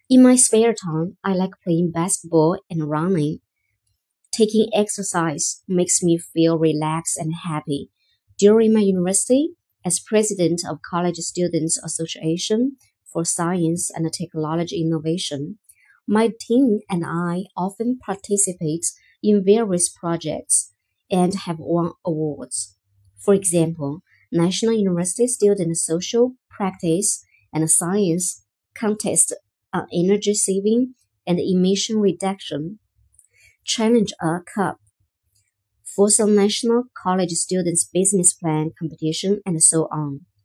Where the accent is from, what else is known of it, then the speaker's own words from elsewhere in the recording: Nanyang, Henan, China; I come from Nanyang, the capital city of Henan province.